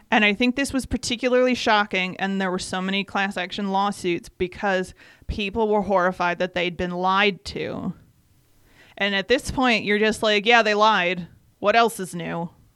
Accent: Michigan, United States; first language English; moved away; having been from Michigan

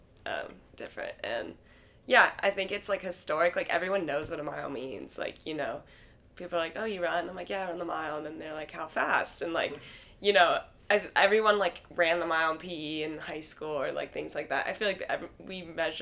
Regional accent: Santa Cruz, California, United States; moved away as an adult; also born or lived in Oregon / Arkansas; I'm from Santa Cruz, California

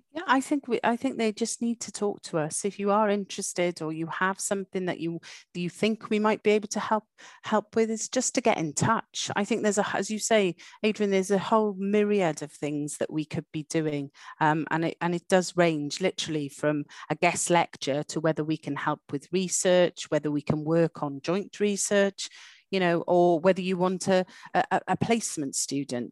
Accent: Welsh, Wales, United Kingdom; moved away as an adult; So I am Welsh

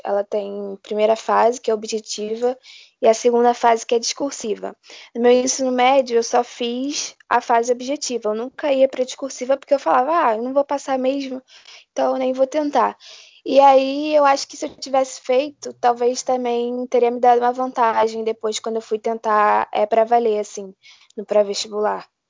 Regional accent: Rio de Janeiro, Brazil; eu sou do Rio de Janeiro

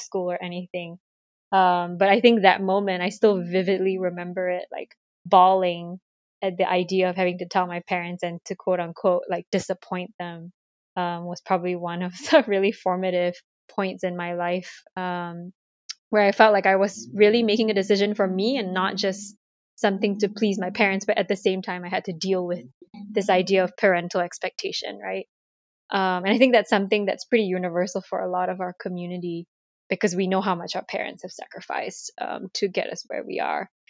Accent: Malaysia; moved away as an adult; now in United States; growing up in Malaysia, I'm ethnically Chinese

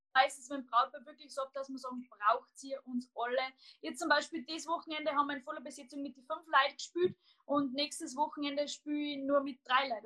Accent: Salzburg, Austria; ich bin aus Salzburg

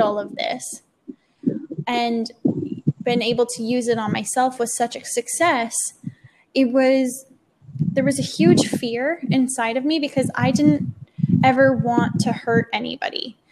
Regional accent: Canada; moved away as an adult; I'm from Canada

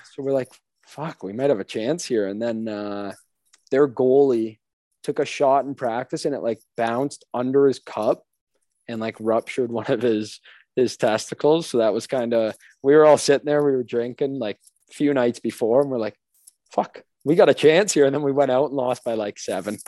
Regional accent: St. Catharines, Ontario, Canada; also born or lived in Thorold; moved around a little bit. First, I was St. Catharines, then Thorold, then back to St. Kitts. So I just go with Thorold though

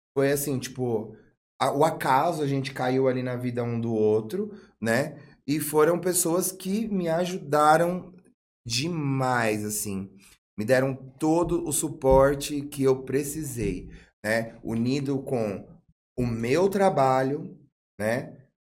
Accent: São Bernardo do Campo, São Paulo, Brazil; also born or lived in Rio de Janeiro; now in Atibaia, Brazil; Eu sou de São Bernardo do Campo, mas o São Bernardo do Campo nunca foi a minha casa

